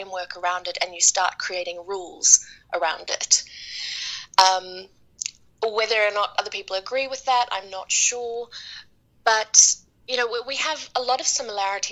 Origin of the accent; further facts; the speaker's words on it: New Zealand; now in Dallas, United States; I'm from New Zealand.